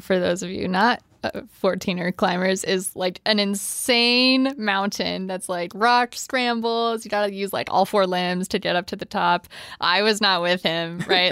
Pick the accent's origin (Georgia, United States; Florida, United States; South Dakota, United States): South Dakota, United States; Sioux Falls; now in Colorado, United States; I grew up in Sioux Falls, South Dakota